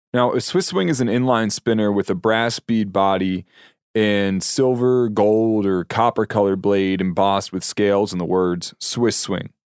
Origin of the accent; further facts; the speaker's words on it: Pennsylvania, United States; my home state of Pennsylvania